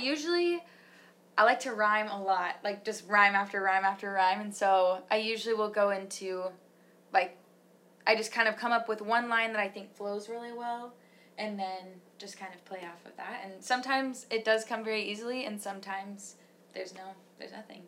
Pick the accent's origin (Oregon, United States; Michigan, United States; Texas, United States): Michigan, United States; We're we're from Michigan